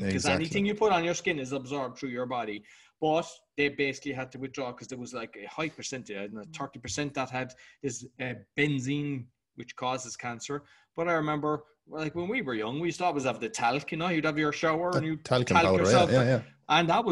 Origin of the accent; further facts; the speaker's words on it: Ireland; being Irish